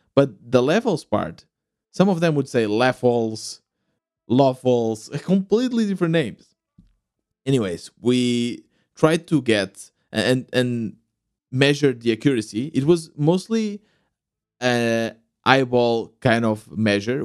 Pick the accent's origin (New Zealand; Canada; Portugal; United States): Portugal; Growing up in Portugal, loving to play the sport